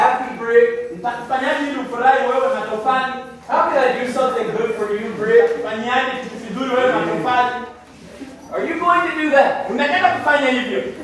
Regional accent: United States

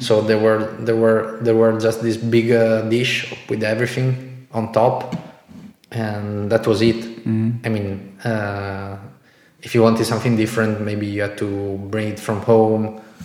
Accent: Italy; moved away as an adult; also born or lived in Bratislava, Slovakia; in Italy, in my hometown

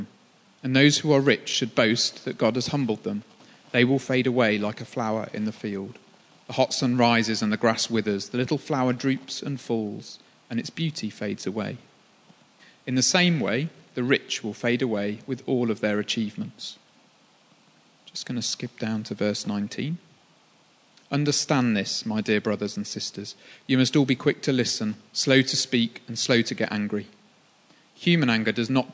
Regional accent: Birmingham, West Midlands, United Kingdom; moved away; I'm from Birmingham. Birmingham is a football city. When you go to school, it was a sexist city too

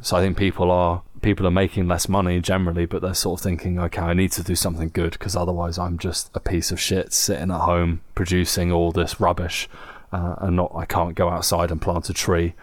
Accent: England, United Kingdom; Growing up in England

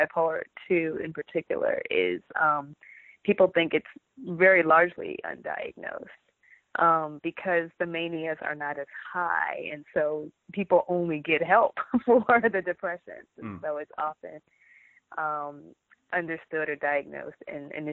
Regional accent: Michigan, United States; now in Southern California, United States; I was raised in the Midwest in Michigan

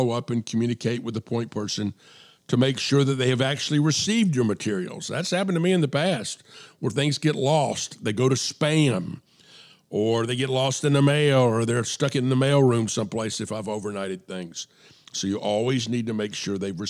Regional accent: DeKalb County, Atlanta area, Georgia, United States; I went to Avondale

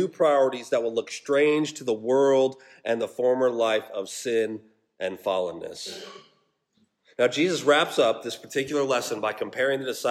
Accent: Colorado, United States; also born or lived in Alaska; now in Georgia, United States; I grew up in Colorado, and that Sila and I lived in Alaska for 3 years

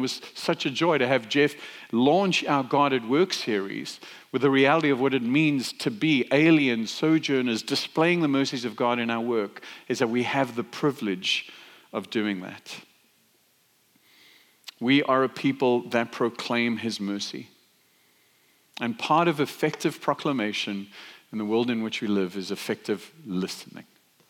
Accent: South Africa; now in United States; well, I live in the States, but I grew up in South Africa.

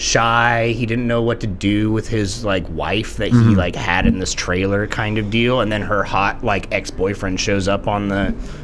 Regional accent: Placerville, California, United States; we had a pretty good community theater in the town that I grew up in Placerville, California.

